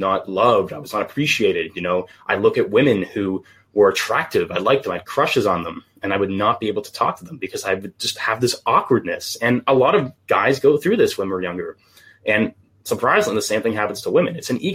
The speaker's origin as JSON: {"language": "English", "country": "Canada", "said": "Half British, and then I'm just Canadian on the other half"}